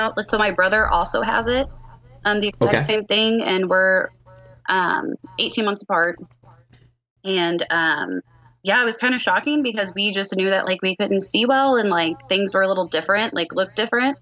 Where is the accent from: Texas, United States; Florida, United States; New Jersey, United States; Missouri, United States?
Missouri, United States; Liberty; I am from Liberty, Missouri